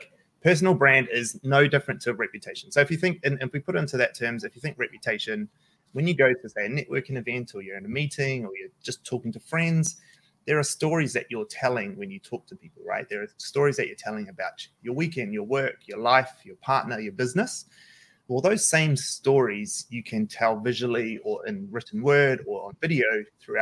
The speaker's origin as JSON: {"language": "English", "region": "Auckland", "country": "New Zealand", "tie": "born or raised there", "said": "I grew up in Manadua. I grew up South Auckland."}